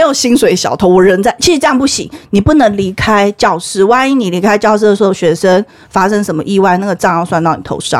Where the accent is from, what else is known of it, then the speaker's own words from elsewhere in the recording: Taiwan; also born or lived in Malaysia; 我是台湾人，我去马来西亚学校